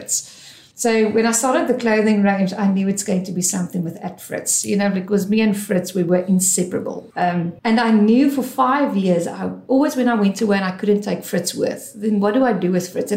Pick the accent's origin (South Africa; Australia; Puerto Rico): South Africa; Johannesburg, Gauteng; moved away as an adult; also born or lived in Vereeniging / Pretoria / United Kingdom; now in Cape Town, South Africa; I born and bred in Joburg